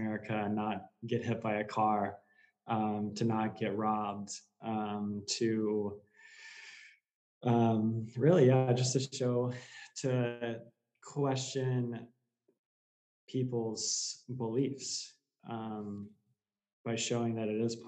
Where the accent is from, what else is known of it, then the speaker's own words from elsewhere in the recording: Texas, United States; moved away as an adult; now in Ísafjörður, Iceland; mainly just Spanish growing up in Texas